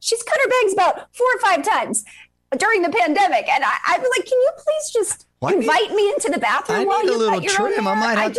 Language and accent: English; New York, United States; also born or lived in Virginia; I am. I'm from New York originally. I grew up on Long Island.